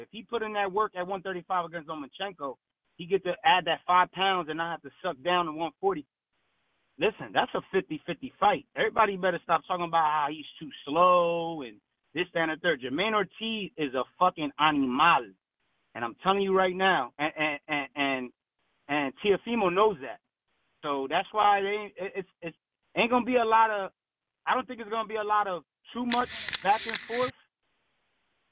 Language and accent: English; Trenton, New Jersey, United States; now in Bethlehem, United States; I'm from Trenton. I just live in Bethlehem